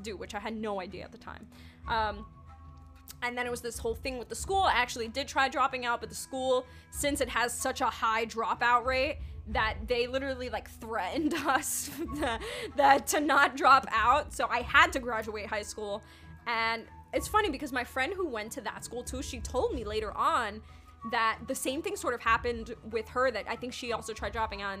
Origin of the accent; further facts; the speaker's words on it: New York City, New York, United States; moved away as an adult; also born or lived in Yonkers, New York / Queens, New York; now in California, United States; I was born and raised in the Bronx, which is in New York City